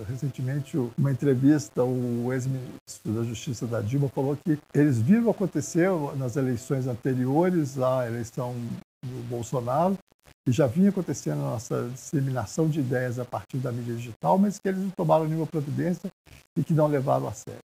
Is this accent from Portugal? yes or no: no; Brazil; nós somos brasileiros